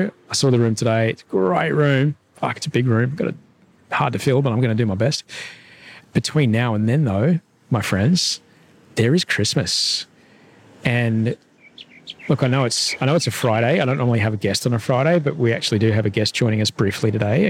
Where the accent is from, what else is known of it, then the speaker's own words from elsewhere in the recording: Brisbane, Queensland, Australia; I'm from Brisbane